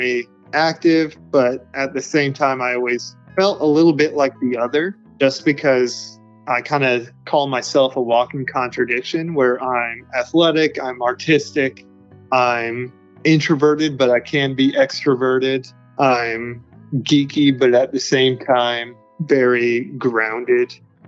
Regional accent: Charlotte, North Carolina, United States; also born or lived in Kansas City, Kansas; So I grew up most of the time in North Carolina. I say Charlotte is my hometown, but I originally grew up a little bit in Kansas City, Kansas, which was a bit of a weird experience.

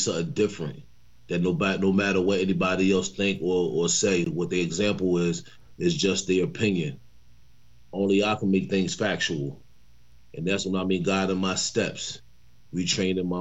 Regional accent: New York, United States; also born or lived in Philadelphia; I grew up in New York

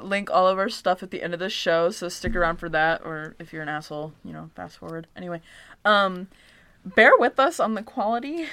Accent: Michigan, United States; I was Born and raised in Michigan

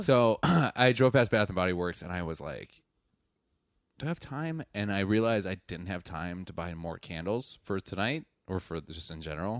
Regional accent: Wisconsin, United States; I'm from Wisconsin, so I know the hunting lingo

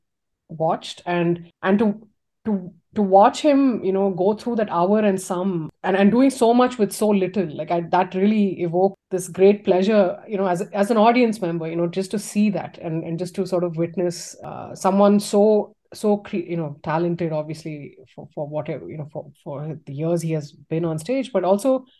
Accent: Tamil Nadu, India; moved away; I went to my hometown, which was, you know, in Tamil Nadu

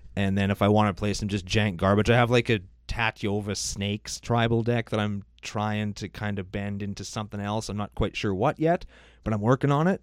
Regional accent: Saskatchewan, Canada; We're Canadian

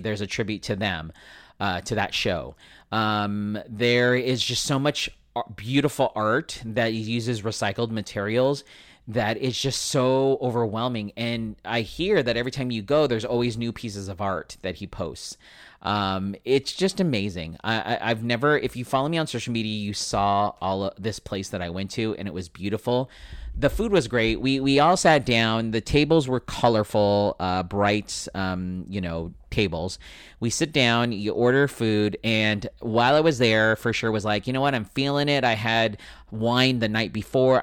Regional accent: United States; I am Filipino American

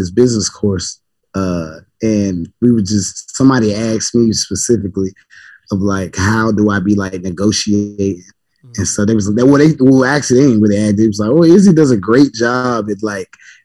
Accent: Georgia, United States; now in Norfolk, United States; I'm from Georgia

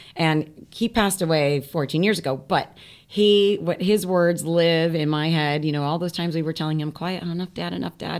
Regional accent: Florida, United States; moved away as an adult; now in New York, United States; growing up in Florida, my parents were from up here, New York, Brooklyn, and New Jersey

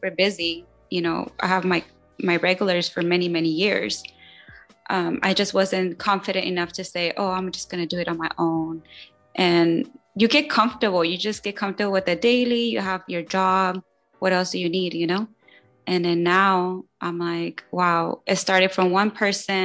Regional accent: Long Beach, California, United States; I'm actually born and raised in Long Beach.

